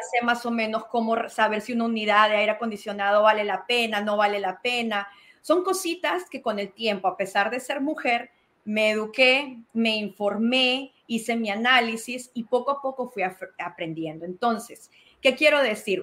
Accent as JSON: {"language": "Spanish", "country": "Peru", "tie": "born or raised there", "moved": "yes", "lives_now": "Georgia, United States", "said": "Nací en Perú, llegué a Georgia hace 22 años"}